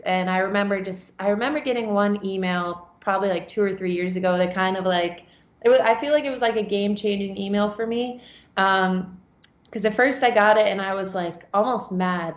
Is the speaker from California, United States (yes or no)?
no; New York, United States; also born or lived in Chicago; I'm from New York